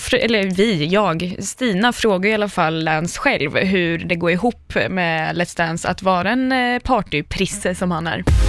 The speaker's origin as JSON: {"language": "Swedish", "town": "Linköping", "region": "Östergötland", "country": "Sweden", "said": "du och jag är från Linköping"}